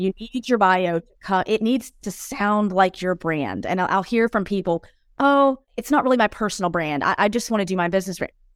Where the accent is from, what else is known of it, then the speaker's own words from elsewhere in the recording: United States; now in Europe; I'm an American expat living in Europe